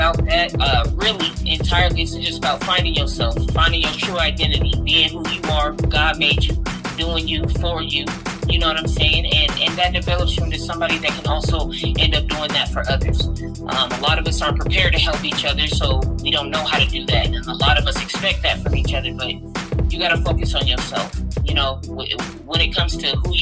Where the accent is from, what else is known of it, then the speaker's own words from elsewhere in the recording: San Diego, California, United States; moved away as an adult; now in Las Vegas, United States; I'm originally from San Diego, California. I've always repped the West Coast real hard. I've moved around up and down, stayed in Cali all my life